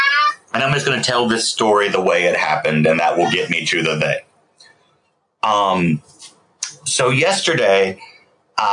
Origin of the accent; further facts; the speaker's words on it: Southern United States, United States; Oh, I'll fuck up a name. I'm from the South. That's like part of my heritage.